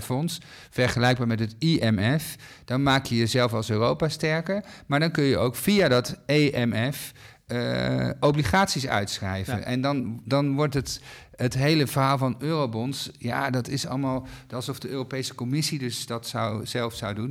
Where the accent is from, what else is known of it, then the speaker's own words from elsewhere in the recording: Netherlands; wij als Nederlanders